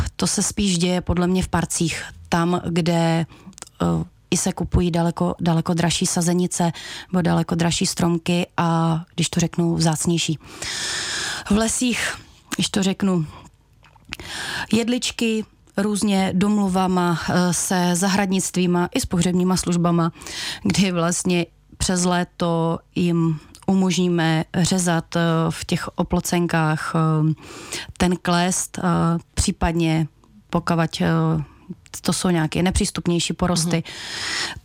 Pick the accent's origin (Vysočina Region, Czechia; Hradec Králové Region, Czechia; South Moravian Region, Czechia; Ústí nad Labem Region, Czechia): Vysočina Region, Czechia; Velké Meziříčí; pocházím od Velkého Meziříčí